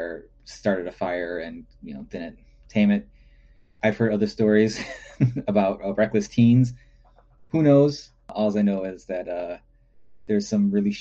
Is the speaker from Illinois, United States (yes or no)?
yes; Chicago, Illinois, United States; moved away as an adult; I grew up in the north side of good old Chicago, Illinois